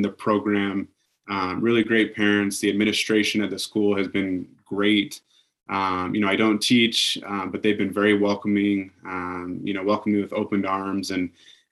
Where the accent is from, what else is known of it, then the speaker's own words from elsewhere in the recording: Pocatello, Idaho, United States; I grew up in Pocatello. I played at Highland High School